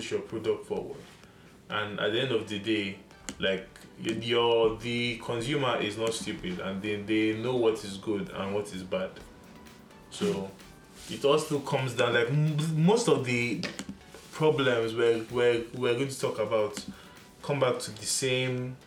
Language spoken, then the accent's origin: English; Lagos, Nigeria; the biggest grocery store I saw growing up in Lagos was Pack and Shop